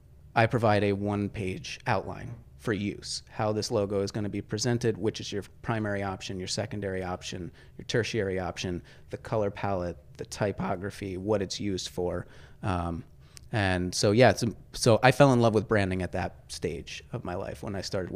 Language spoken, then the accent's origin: English; New Paltz, New York, United States; also born or lived in Highland, New York / Kingston, New York; born and raised